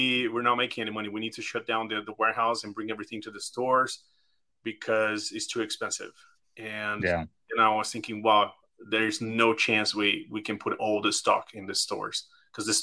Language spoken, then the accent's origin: English; Brazil; moved away; I'm from Brazil. I'm originally from there